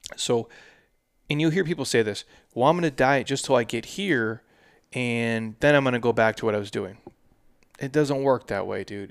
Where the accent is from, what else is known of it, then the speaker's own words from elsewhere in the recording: Midwest, United States; I'm from the Midwest, and that's just, that's just how I grew up